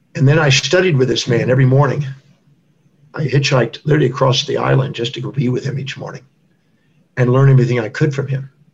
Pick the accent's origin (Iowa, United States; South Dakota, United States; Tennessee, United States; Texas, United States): Texas, United States; Houston; I was born in 1954 in Houston, Texas